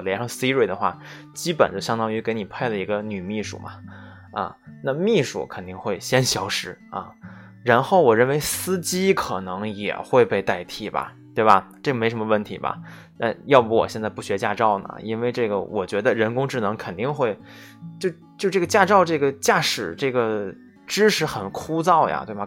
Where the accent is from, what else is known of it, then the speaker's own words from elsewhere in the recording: China; 我们中国人写代码，这个本身就有语言的这个转变嘛